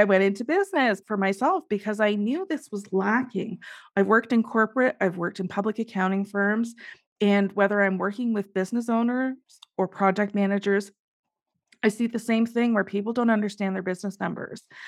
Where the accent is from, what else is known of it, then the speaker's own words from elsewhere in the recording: Canada; I am Canadian